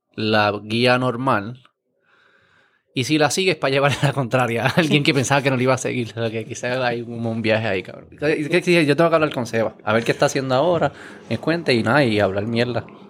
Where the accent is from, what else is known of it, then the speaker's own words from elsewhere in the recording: Puerto Rico; como puertorriqueño